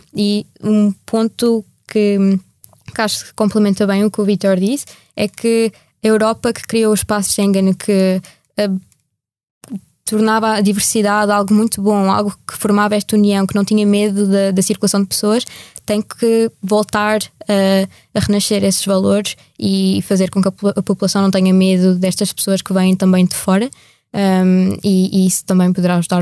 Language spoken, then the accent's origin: Portuguese; Portugal; que sou portuguesa